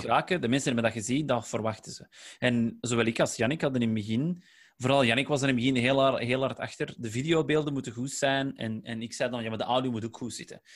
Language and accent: Dutch; Flanders, Belgium; accent: Flemish; wij zijn wel Vlaams, hè, wij hebben een Vlaams accent